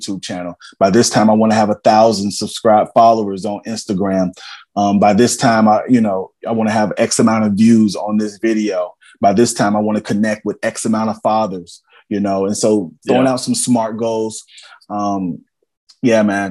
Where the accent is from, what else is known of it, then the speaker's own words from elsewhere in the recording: Cincinnati, Ohio, United States; also born or lived in Columbia, Tennessee; I'm from, I'm from Evanston, Cincinnati, man. I'm from Warner Hills, Madisonville, Brown. I'm from the south side of Columbia, Tennessee